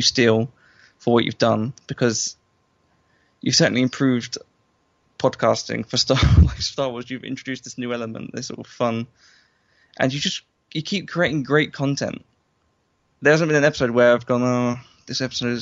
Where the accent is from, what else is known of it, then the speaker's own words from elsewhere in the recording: London, United Kingdom; I'm from London